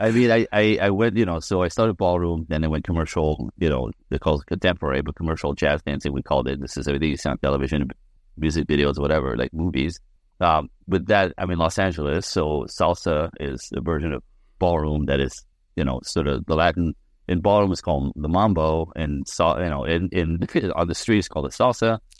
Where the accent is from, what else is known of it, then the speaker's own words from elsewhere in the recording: Quebec City, Quebec, Canada; I'm French Canadian. I was born in Quebec City in a snowbank